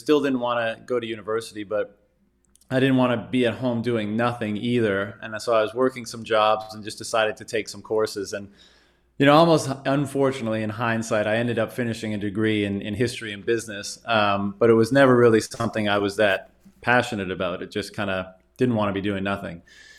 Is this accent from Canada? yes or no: yes; Newfoundland and Labrador, Canada; The Coles Notes version is I grew up in Newfoundland, Canada.